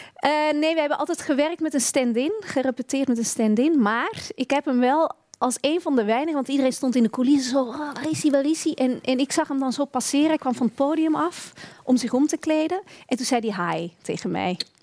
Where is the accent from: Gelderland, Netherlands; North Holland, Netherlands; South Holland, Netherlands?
North Holland, Netherlands; Beemster; moved away as an adult; now in Belgium; ik ben opgegroeid in de Beemster. Dat is boven Amsterdam